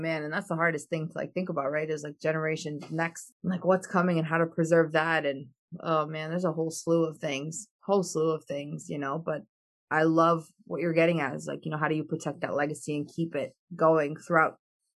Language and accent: English; Albania; I mean, I come from Albania, and like I've seen my parents build from ground up.